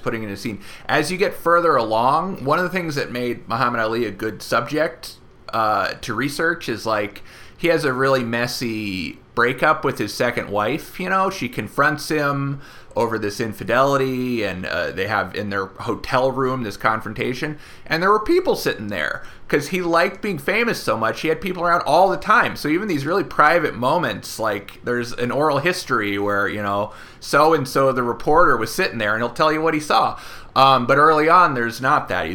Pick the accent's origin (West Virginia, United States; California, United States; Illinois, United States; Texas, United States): California, United States; Oakland; I'm from Oakland